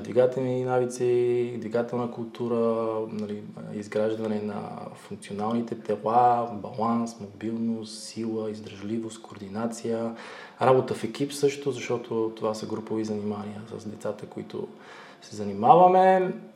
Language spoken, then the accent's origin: Bulgarian; Botevgrad, Sofia Province, Bulgaria; Аз съм от Ботеград, родом